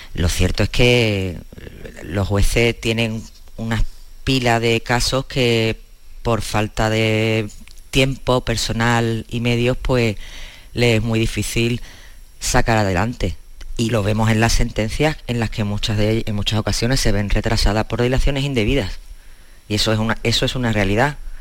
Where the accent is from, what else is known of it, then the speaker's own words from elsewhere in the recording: Cádiz, Andalusia, Spain; somos un periodistas gaditanos